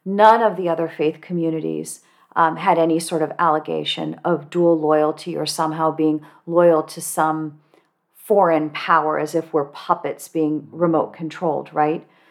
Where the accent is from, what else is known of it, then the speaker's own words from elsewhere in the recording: Cupertino, California, United States; I grew up in Cupertino, California, which today is very diverse